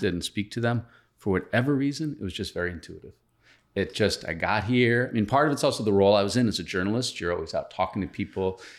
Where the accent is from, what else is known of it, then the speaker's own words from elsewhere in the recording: Boston, Massachusetts, United States; moved away as an adult; now in Miami, United States; I'm originally from, from Boston